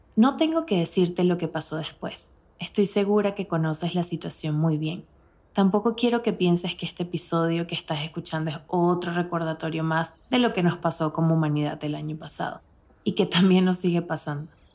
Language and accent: Spanish; Barquisimeto, Lara, Venezuela; moved away as an adult; now in Mexico; Desde que tenía 4 años estudiaba en el mismo colegio de mi ciudad natal, Barquisimeto